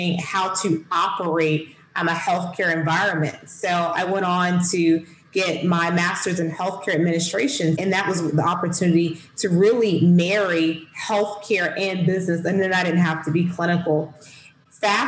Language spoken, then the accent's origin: English; Southwest Georgia, United States; I'm from Southwest Georgia, small rural town, and I didn't have a lot of opportunities growing up here